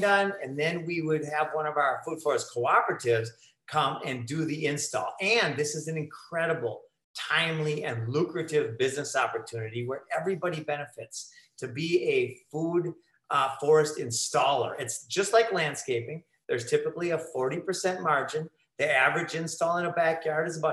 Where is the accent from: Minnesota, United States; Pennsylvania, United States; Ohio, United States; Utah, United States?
Minnesota, United States; moved away as an adult; also born or lived in Costa Rica; living in Costa Rica for 12 years, I'm from Minnesota